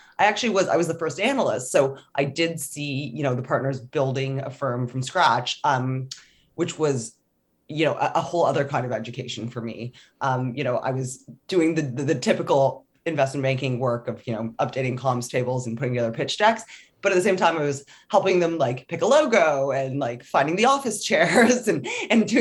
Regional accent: Toronto, Ontario, Canada; also born or lived in Scotland; I'm from Toronto

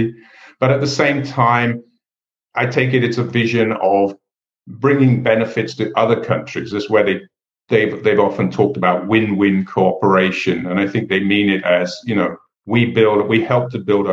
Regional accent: England, United Kingdom; I grew up in England

